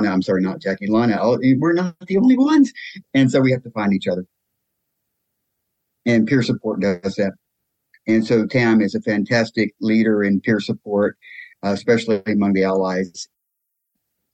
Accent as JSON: {"language": "English", "town": "Winston-Salem", "region": "North Carolina", "country": "United States", "tie": "born or raised there", "moved": "as an adult", "said": "my hometown of Winston-Salem, North Carolina"}